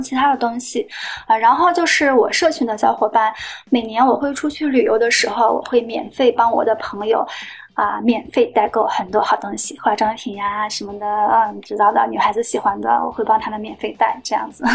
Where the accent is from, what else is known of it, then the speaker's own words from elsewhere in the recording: Yantai, Shandong, China; now in Shanghai, China; 我家乡因为山东烟台海洋